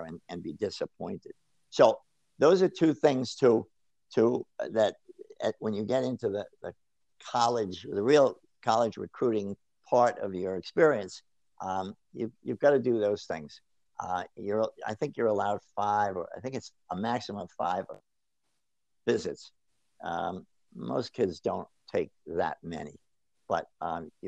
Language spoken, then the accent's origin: English; Rhode Island, United States; moved away; I'm from Rhode Island originally.